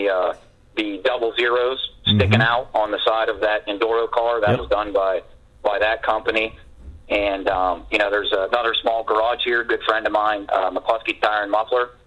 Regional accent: Crescent, New York, United States; I grew up here in Crescent

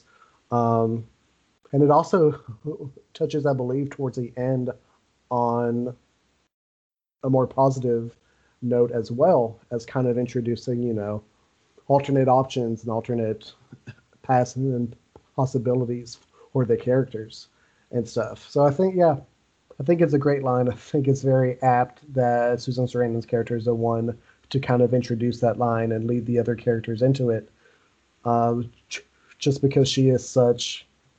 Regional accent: Owensboro, Kentucky, United States; also born or lived in Fayette County, Kentucky; I moved from Owensboro into Fayette County

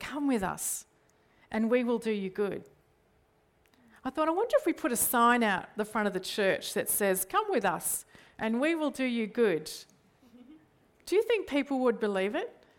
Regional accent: Australia; I default to things in Australian culture

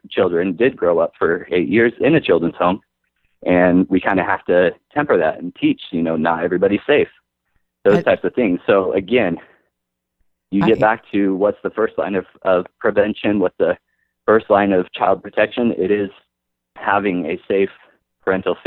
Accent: United States; we're American

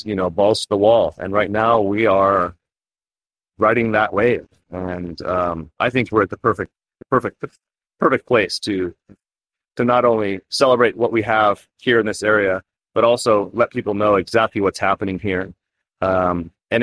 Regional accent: Northern California and Alaska, United States; I grew up in Northern California and Alaska.

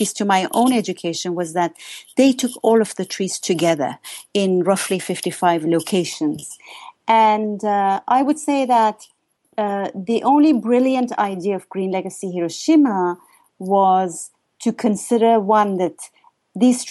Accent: Iran; moved away; I'm originally from Iran

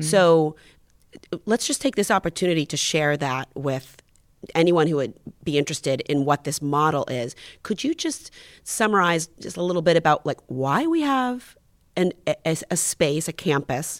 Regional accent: Miami, Florida, United States; born or raised there

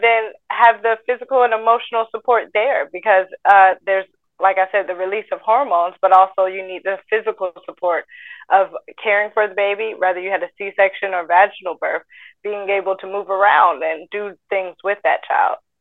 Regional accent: Atlanta, Georgia, United States

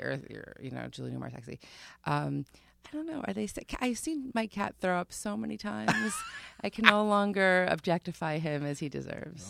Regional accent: Long Island, New York, United States; I grew up on Long Island

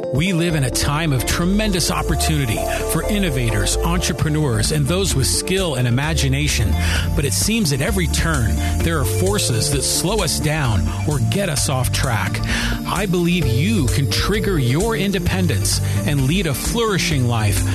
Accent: United States; here in my hometown, Kiwanis Club

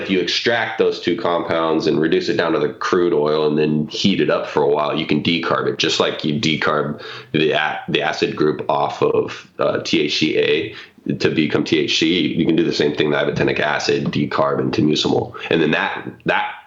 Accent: Tacoma, Washington, United States; I grew up in Tacoma in the suburbs

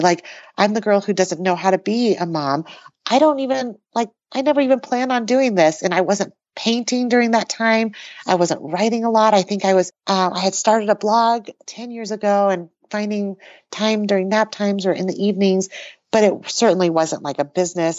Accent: New Mexico, United States; also born or lived in Taiwan; I was born in Taiwan and moved to the U S when I was three. And as an immigrant family, we learned English and, uh, found our way to New Mexico

